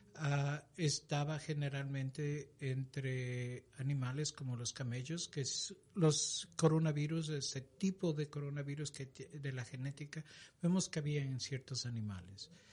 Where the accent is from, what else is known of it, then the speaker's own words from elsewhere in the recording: Ecuador; moved away; Yo soy originalmente de Ecuador.